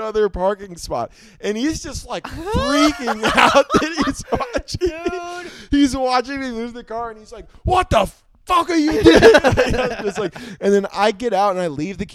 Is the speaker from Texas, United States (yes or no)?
no; Oklahoma, United States; also born or lived in South Florida; now in Austin, United States; from being in Oklahoma